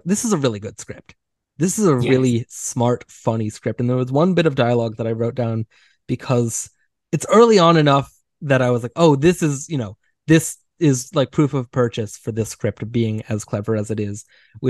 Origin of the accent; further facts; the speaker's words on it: United States; me being American